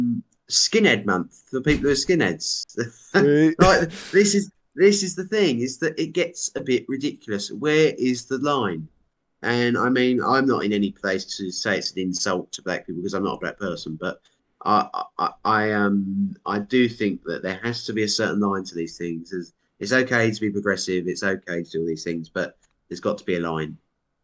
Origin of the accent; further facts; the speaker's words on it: United Kingdom; I'm so proud to be British